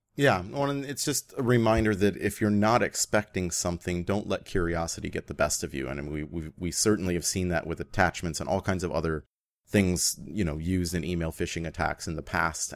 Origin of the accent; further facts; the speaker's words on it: Canada; as a Canadian